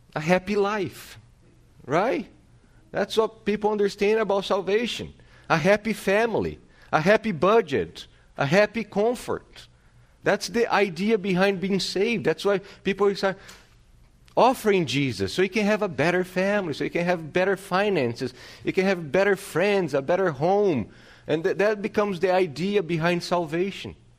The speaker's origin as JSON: {"language": "English", "country": "Brazil", "tie": "born or raised there", "moved": "yes", "said": "growing up in Brazil, in my city"}